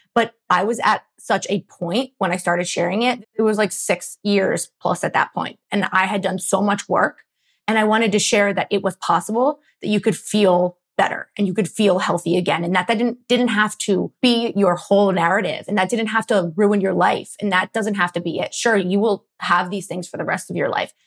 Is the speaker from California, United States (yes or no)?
no; Philadelphia, Pennsylvania, United States; I'm from Philly, born and raised in the suburbs